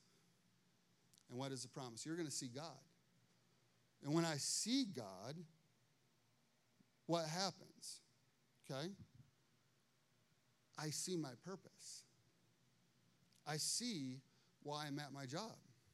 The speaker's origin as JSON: {"language": "English", "town": "Chicago", "region": "Illinois", "country": "United States", "tie": "born or raised there", "moved": "yes", "lives_now": "Morrow, Ohio, United States", "said": "I grew up in Chicago"}